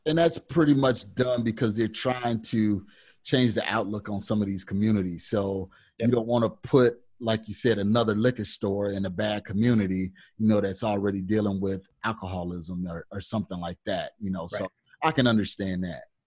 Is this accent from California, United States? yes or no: no; Kankakee, Illinois, United States; my hometown, which is Kankakee, Illinois